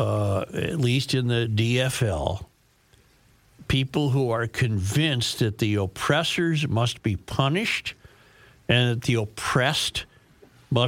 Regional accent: Minnesota, United States; I'm a Minnesotan

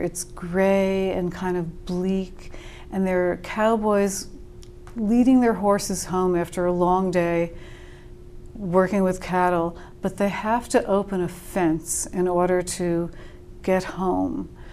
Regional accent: New Jersey, United States; I'm from New Jersey

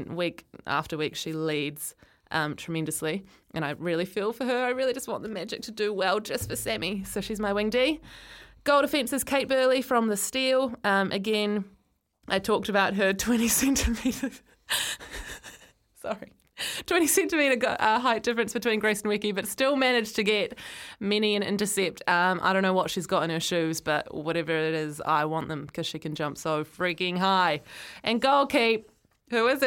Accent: Christchurch, Canterbury, New Zealand; born or raised there; now in Auckland, New Zealand

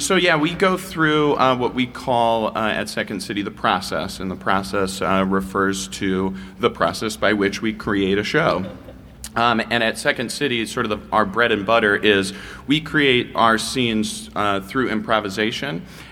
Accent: Iowa, United States; I'm originally from Iowa, you know, the funniest state in the union.

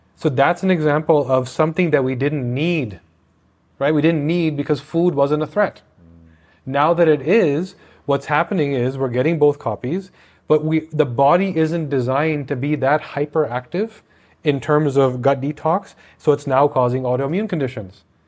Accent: Canada; I'm Canadian

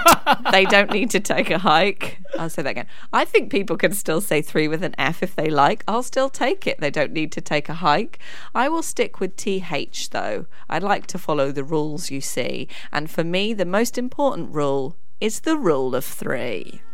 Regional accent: London, United Kingdom; I mean, that's where I'm from, so it wouldn't trouble me.

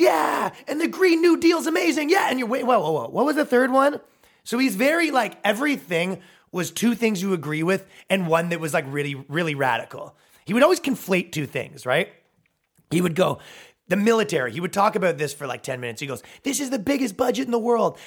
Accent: Canada; moved away as an adult; now in United States; moving here as a Canadian

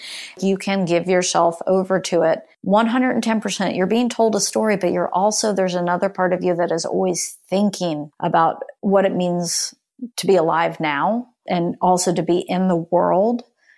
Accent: Florida, United States; No, I grew up in Central Florida.

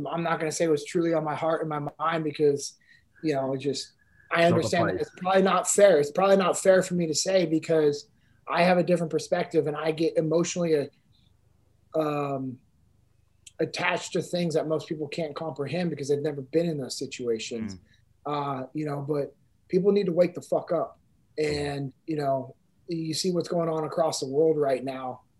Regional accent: Sacramento, California, United States; I'm originally from Sacramento, California. You know, grew up in the same house that my dad grew up

